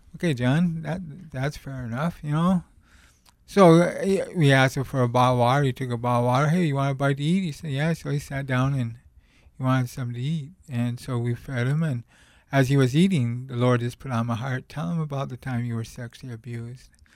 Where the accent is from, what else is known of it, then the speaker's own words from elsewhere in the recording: Montana, United States; I came from the Rocky Mountains, Montana